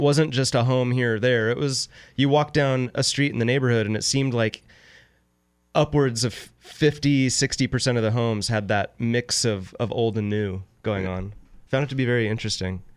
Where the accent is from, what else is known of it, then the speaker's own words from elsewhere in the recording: Sacramento, California, United States; Growing up in Sacramento, I, I always described it as a family-friendly, bigger city